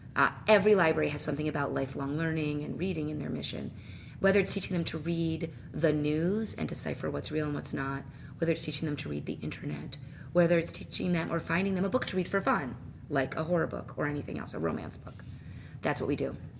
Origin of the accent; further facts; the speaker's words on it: New Jersey, United States; now in Illinois, United States; I'm actually from New Jersey